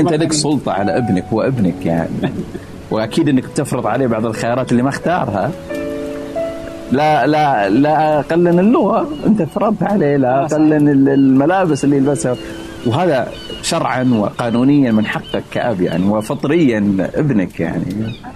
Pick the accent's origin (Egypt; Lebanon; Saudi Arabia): Saudi Arabia; moved away as an adult; now in Philadelphia, United States